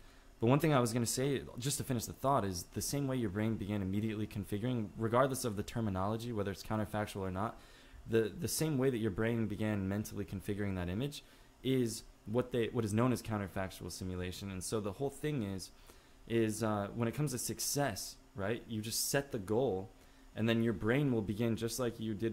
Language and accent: English; Illinois, United States; now in Los Angeles, United States; at the age of 8 years old, okay, growing up in Illinois